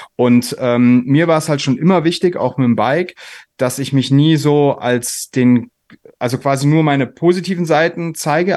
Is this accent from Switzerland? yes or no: no; a village near Koblenz, Rhineland-Palatinate, Germany; ich aus so einem Kaff bei Koblenz äh, komme